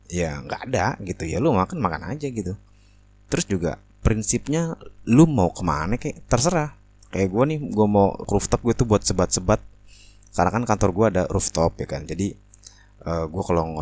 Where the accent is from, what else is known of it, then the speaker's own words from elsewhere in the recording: Indonesia; heh, gue juga dari Indo. Lo kalau ngomong jangan sembarangan. lo malu-maluin Indo bacotan lo begitu